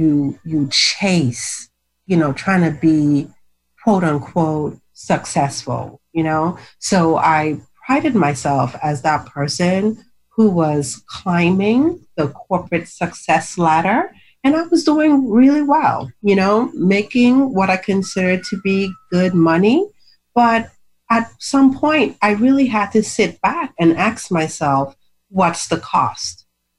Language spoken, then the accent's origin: English; U.S. Virgin Islands; now in Maryland, United States; I'm from the Virgin Islands, but I actually live in Maryland. And I'm in the Virgin Islands right now.